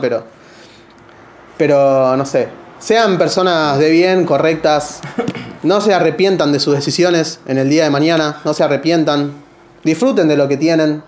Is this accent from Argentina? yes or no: yes; Buenos Aires, Argentina; moved away as an adult; now in Pico Truncado, Argentina; Yo soy de Buenos Aires, soy porteño. Me vine a vivir acá hace dos años.